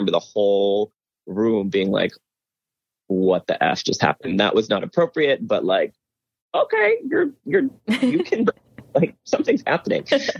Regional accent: Pittsburgh, Pennsylvania, United States; when I was growing up in Pittsburgh

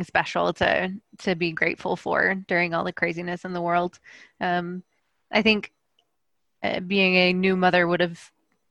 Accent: Tennessee, United States; I was born in Tennessee

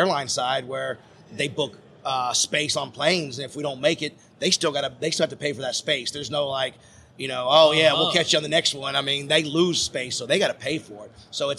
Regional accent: Franklin, Tennessee, United States; we grew up in Franklin, Tennessee.

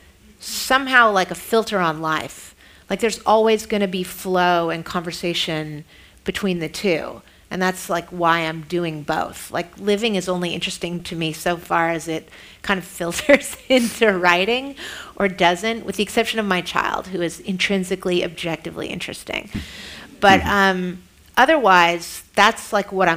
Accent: San Francisco, California, United States; I am from San Francisco

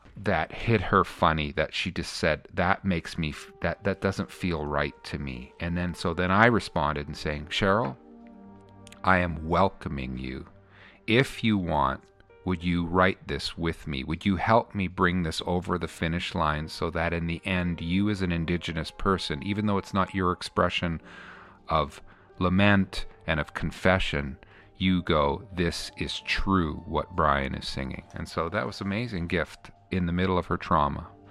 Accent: Canada; I'm the Canadian on the bus

